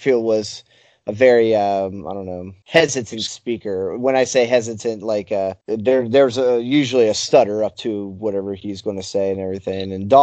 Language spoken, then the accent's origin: English; Elkins, West Virginia, United States; I was born in Elkins, not too far away from Wardtown